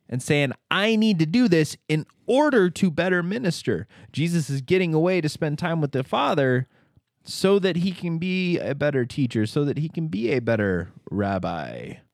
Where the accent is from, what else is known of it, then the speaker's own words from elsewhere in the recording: Hagerman, Idaho, United States; I was from Hagerman